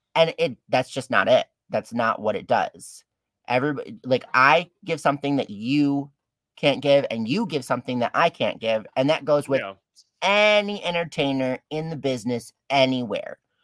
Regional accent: Detroit, Michigan, United States; I'm actually born and raised down in uh, Detroit

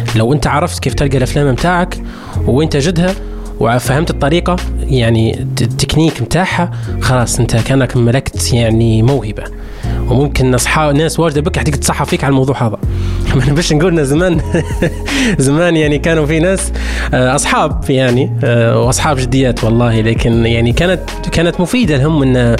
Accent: Libya; عندنا في ليبيا

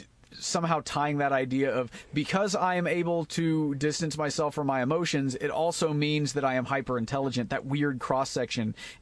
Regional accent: Ireland; I'm like, that's not special. I'm Irish. That's what we do.

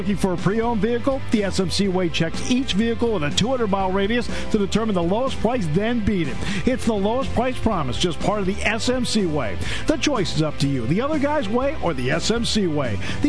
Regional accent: New England, United States; I grew up in New England, so I'm a lifelong Red Sox fan.

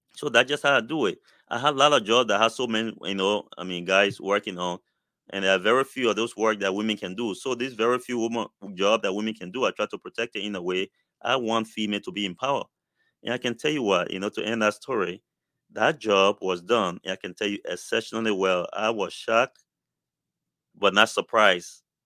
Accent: Liberia; moved away; I came from Liberia

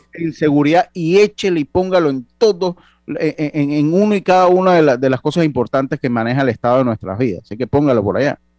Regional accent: Panama; somos panameños.

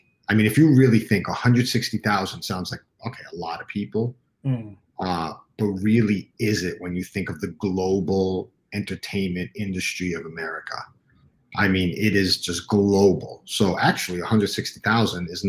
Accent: New York City, New York, United States; I grew up uptown Manhattan in Washington Heights

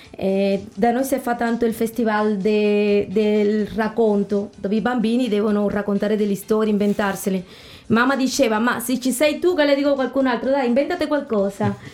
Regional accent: Sancti Spíritus, Cuba; now in Italy; Dopo da noi è molto famosa Trinidad, la città romantica che è stupenda, molto coloniale, bellissimo. E il mio paesino, dove abito io, è molto famoso perché ci sono i laghi di Mayahiwa

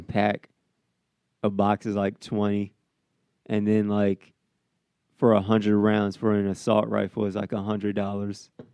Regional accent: Midwest, United States; also born or lived in the South; now in Iowa, United States; I'm from the Midwest

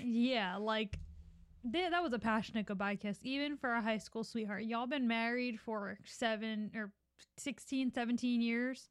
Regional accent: Philadelphia, Pennsylvania, United States; we grew up in Philly going to public school

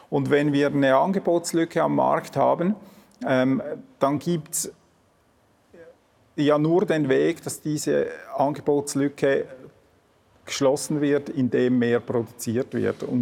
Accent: Switzerland; Also es steht mir natürlich als, als Schweizer nicht an, äh

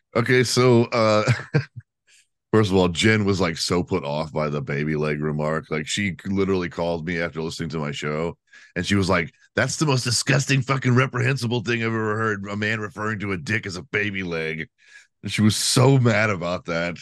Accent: Texas, United States; I'm from Texas

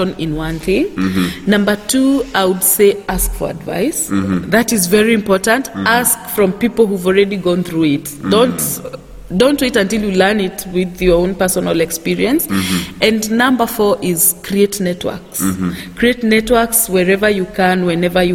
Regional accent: Nairobi, Kenya; I was born and raised in Nairobi

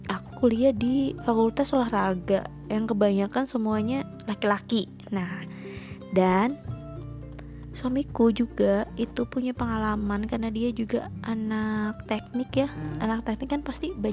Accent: Indramayu, West Java, Indonesia; saya … saya sendiri berasal dari Indramayu dan eh di Indramayu dari S eh

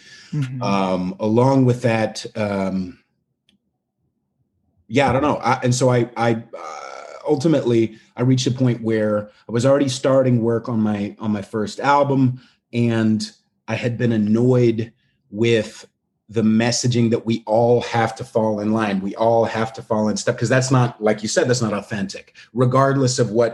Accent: California, United States; moved away as an adult; also born or lived in Long Island, New York / Bay Area, California; now in Manhattan, United States; I was born in Long Island, moved out to California when I was 9, and then moved in the Bay Area and then moved back to Manhattan about a year and a half ago

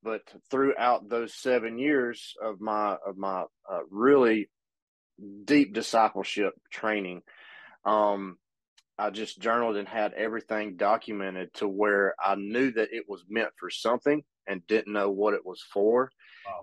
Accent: Pumpkin Center, Alabama, United States; also born or lived in Hartselle, Alabama; I grew up in a little town called Pumpkin Center, Alabama

